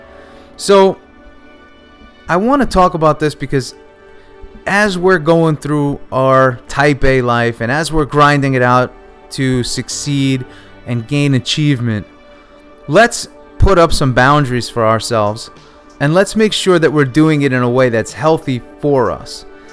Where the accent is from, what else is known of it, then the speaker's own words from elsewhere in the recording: New York, United States; growing up in New York, the weather was cold